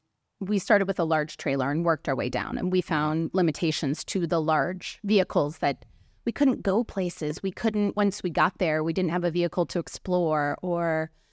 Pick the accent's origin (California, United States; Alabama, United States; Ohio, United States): Ohio, United States; Cleveland; moved away as an adult; also born or lived in Europe / Los Angeles; I'm from Cleveland, Ohio.